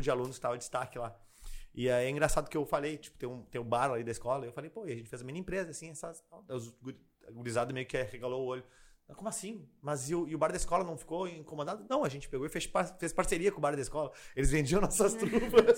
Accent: Porto Alegre, Rio Grande do Sul, Brazil; also born or lived in Nova Bassano, Rio Grande do Sul; Mas nasci lá e morei praticamente a vida inteira em Porto Alegre.

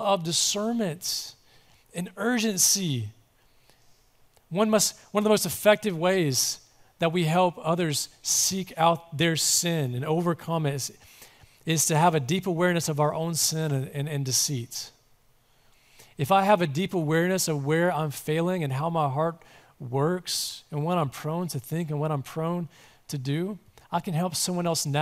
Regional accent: Mississippi, United States; I'm from Mississippi

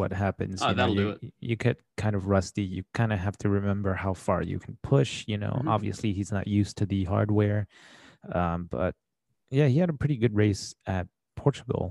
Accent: United States; we're American.

